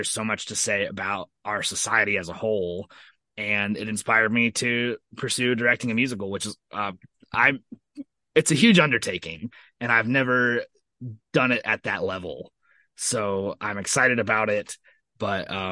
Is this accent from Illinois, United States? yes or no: no; Columbus, Indiana, United States; my hometown of Columbus, Indiana.